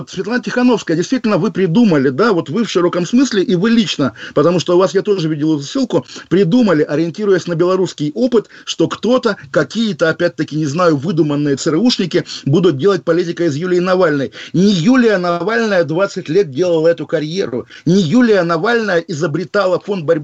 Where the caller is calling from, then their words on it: London, United Kingdom; я из Лондона с вами разговариваю